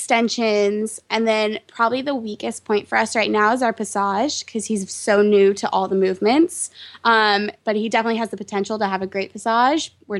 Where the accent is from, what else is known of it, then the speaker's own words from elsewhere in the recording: London, United Kingdom; moved away as an adult; also born or lived in Texas, United States; now in Washington, D.C., United States; I grew up in London, England. I moved there when I was 6. I was originally born in Texas